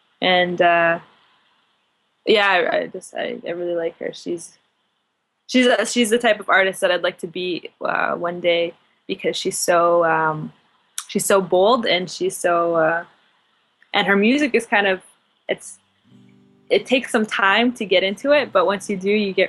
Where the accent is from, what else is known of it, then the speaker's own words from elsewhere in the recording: Winnipeg, Manitoba, Canada; Yep. Yeah, I was born in Winnipeg. It's a nice city. I plan on staying here for a while.